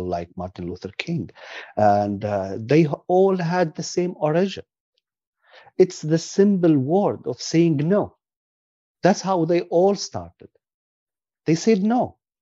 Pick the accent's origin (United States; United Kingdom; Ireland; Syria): Syria; moved away as an adult; now in British Columbia, Canada; I'm from Syria. I know my people